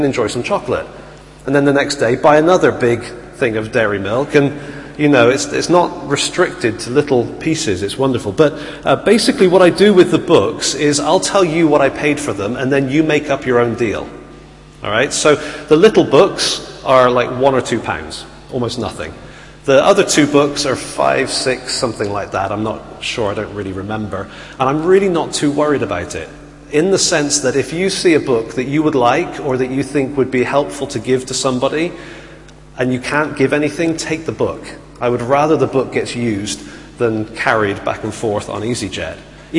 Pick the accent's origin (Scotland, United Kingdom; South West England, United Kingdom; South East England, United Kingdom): South West England, United Kingdom; Bristol; accent: Bristolian; also born or lived in Italy; And so I grew up in Bristol and had a very strong Bristolian accent, which you do not want to hear.